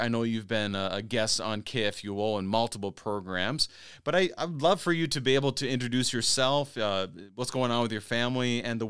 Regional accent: Minnesota, United States; also born or lived in Topeka, Kansas / Missouri; being a Minnesotan, and more or less, I mean, I lived in Kansas for a time, a little bit northern Kansas, Topeka. I lived in Missouri, obviously, for seminary.

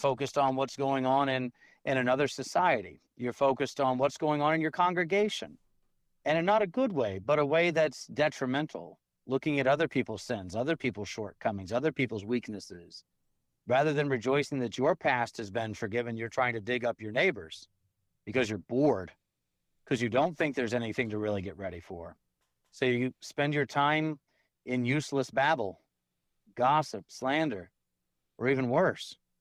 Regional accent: Georgia, United States; now in Tomball, TX, United States; when I grew up in Georgia

